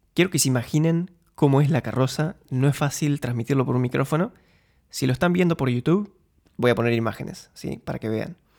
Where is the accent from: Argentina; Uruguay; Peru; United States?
Argentina; Concordia, Entre Ríos; moved away as an adult; also born or lived in Buenos Aires, Argentina / Munich, Germany; now in Eindhoven, Netherlands; Nací y crecí en Concordia